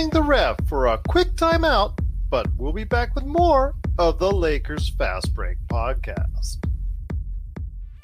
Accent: Inglewood, California, United States; I was born in Inglewood, California, a block away from the Forum

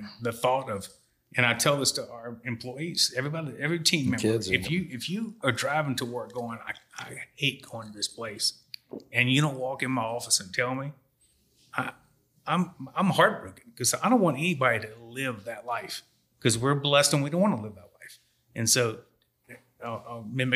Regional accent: Louisiana, United States; I'm from Louisiana.

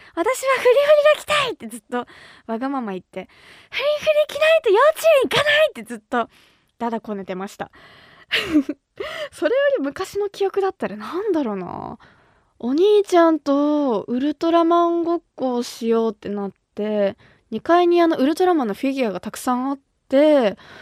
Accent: Kumamoto, Japan; moved away as an adult; now in Tokyo, Japan; 私が生まれ育った熊本

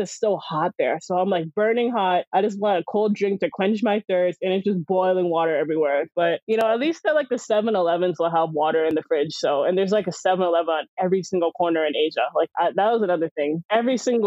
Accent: United States; I'm American

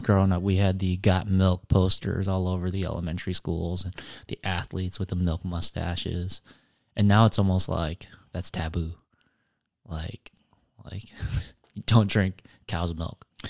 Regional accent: Appleton, Wisconsin, United States; I was born in Appleton, raised in Appleton. Um, and so Appleton is home.

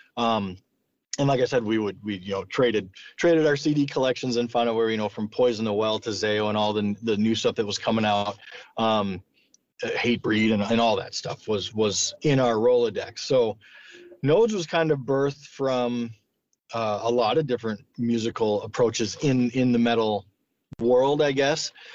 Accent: Sioux Falls, South Dakota, United States; where I grew up in Sioux Falls

